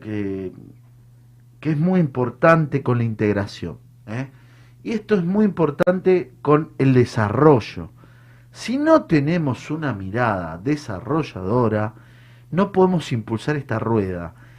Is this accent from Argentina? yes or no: yes; Argentina; como, como Argentina